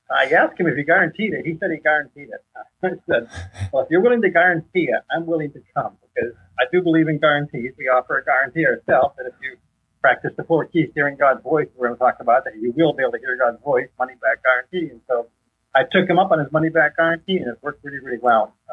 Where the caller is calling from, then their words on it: Orlando, Florida, United States; I'm coming from Orlando, Florida.